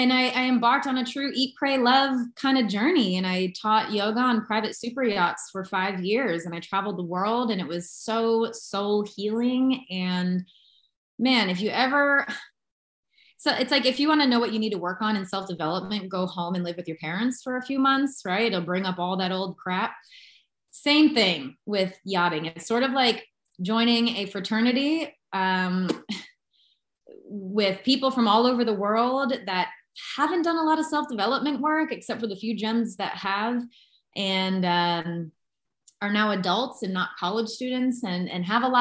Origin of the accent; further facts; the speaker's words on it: United States; moved away as an adult; now in Panama; I'm from the United States